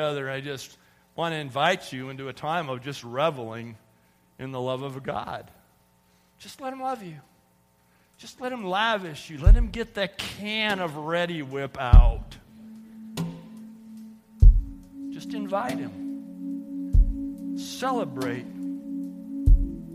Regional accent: California, United States; I grew up in California

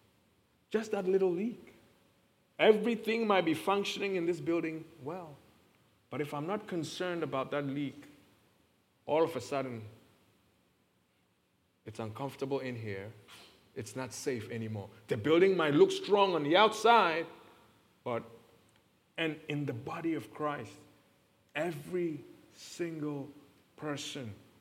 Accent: Ghana; accent: heavy African; now in United States

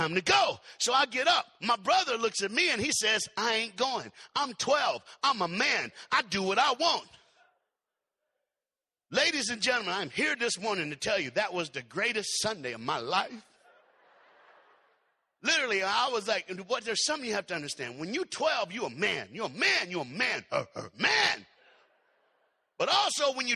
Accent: Knoxville, Tennessee, United States; I was born in Knoxville, Tennessee

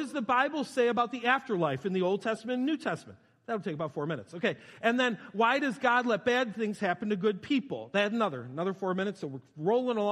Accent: New York, United States; I'm from New York

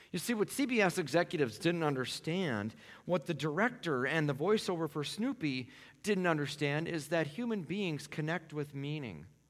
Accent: Minneapolis, Minnesota, United States; I grew up in South Minneapolis

